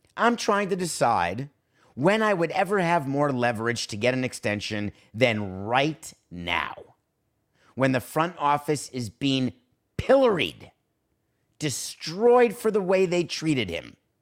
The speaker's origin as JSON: {"language": "English", "town": "Milwaukee", "region": "Wisconsin", "country": "United States", "said": "I'm from Milwaukee"}